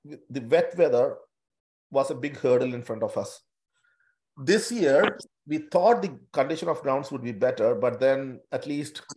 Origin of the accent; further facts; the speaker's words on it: Kerala, India; now in Newcastle, Australia; We all come from an ethnic group from India, from a particular state in India